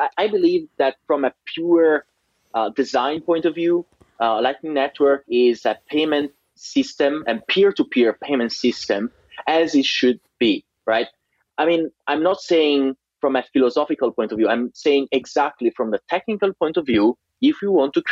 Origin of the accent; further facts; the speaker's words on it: Liguria Riviera, Italy; I grew up in a really tiny town in Italian, in Liguria Riviera, that is in upper west side of Italy